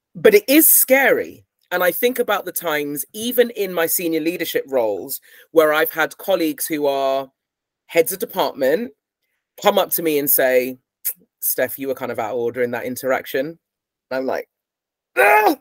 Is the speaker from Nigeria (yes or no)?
no; United Kingdom; I'm British and I've grown up here